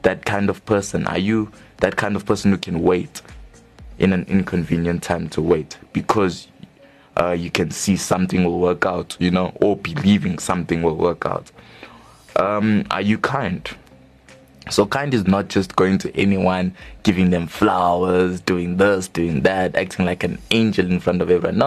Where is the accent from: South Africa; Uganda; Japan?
South Africa; Johannesburg, Gauteng; we are both indeed from Johannesburg South